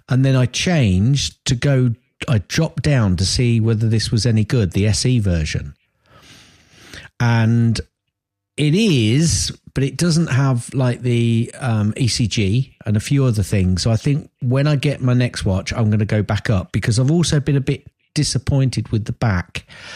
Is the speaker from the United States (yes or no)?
no; Chester, North West England, United Kingdom; Anyway, we're from Chester, well, the border, obviously, which is up near Chester.